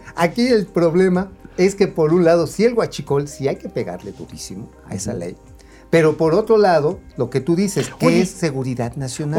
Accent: Tula, Hidalgo, Mexico; De Tula, y de donde soy oriundo también está ahí la, este, la termoeléctrica

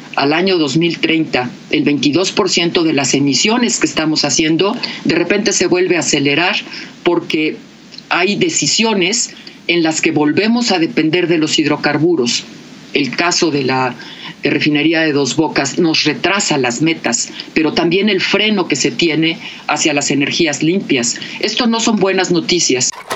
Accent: Mexico

